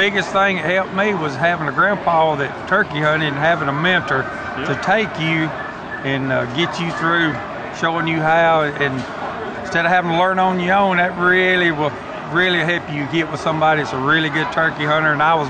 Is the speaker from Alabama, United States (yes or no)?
yes; Jemison, Alabama, United States; I'm from Jemison, Alabama